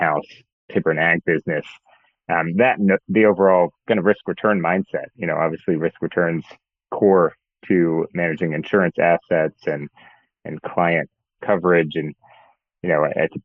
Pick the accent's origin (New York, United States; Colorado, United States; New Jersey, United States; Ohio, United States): New Jersey, United States; Mount Laurel; I grew up outside of Philadelphia in a town called Mount Laurel, New Jersey. So I'm a South Jersey native